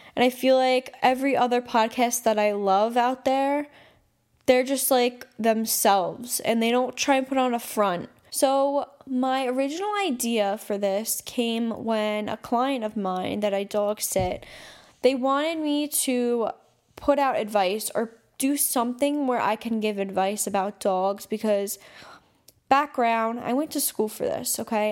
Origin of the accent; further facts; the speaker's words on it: New York City, New York, United States; I'm from New York City, I'm from Staten Island